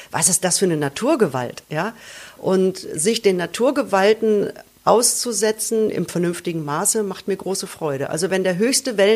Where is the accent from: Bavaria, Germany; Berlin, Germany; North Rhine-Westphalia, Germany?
North Rhine-Westphalia, Germany; das ist ein Buch, das beschäftigt sich im Prinzip mit meiner Kindheit im Ruhrpott und ähm, ist eine leicht fiktionalisierte Autobiografie